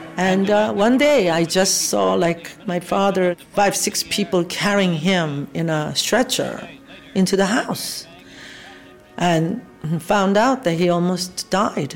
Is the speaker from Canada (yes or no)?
no; South Korea; moved away; I was born in South Korea, 1947